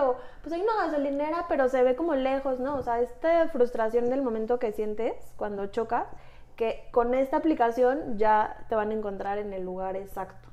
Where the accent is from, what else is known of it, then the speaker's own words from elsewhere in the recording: Mexico; Somos mujeres mexicanas